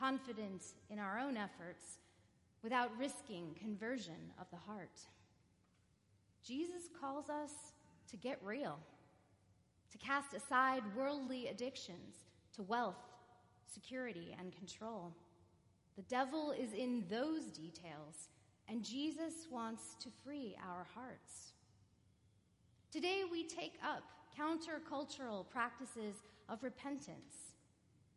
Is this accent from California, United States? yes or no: yes; California, United States; Growing up in California